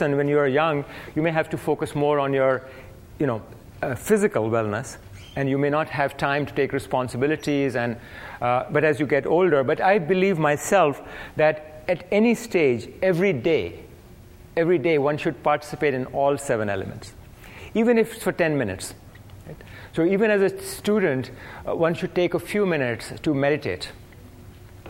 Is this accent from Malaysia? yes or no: no; India; now in United States; I grew up in India